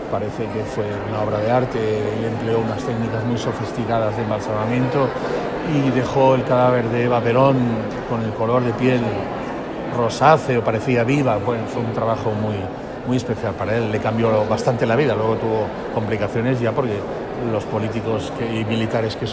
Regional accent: Uruguay; Sí, soy uruguaya

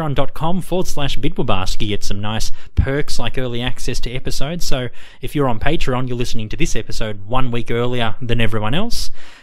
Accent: Australia; We are two Australian people from down under.

